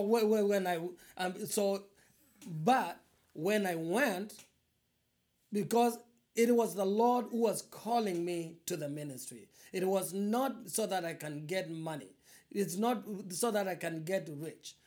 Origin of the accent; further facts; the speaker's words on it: eastern Kenya, Kenya; moved away as an adult; now in Quad Cities, United States; I was born in Eastern Kenya, in uh, a very very poor family